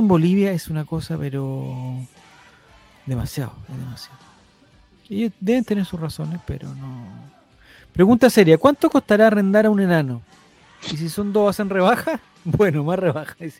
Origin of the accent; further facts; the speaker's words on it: Chile; como chilenos nosotros